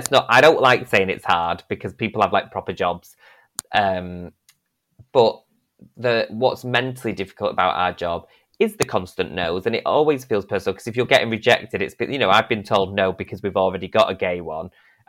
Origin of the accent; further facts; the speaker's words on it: Northern England, United Kingdom; accent: northern; my accent, because I'm too northern.